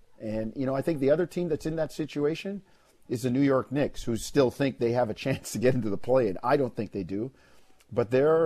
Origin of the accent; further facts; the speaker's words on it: Jamaica; now in Canada; I was born in Jamaica, but I live in Canada. I'm a Canadian.